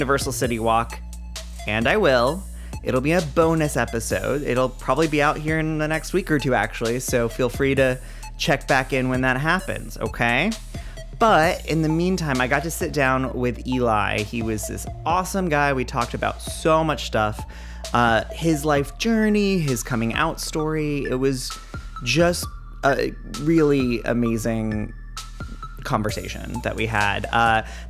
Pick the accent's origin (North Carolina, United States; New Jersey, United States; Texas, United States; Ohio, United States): North Carolina, United States; also born or lived in New York; now in Los Angeles, United States; I'm from North Carolina originally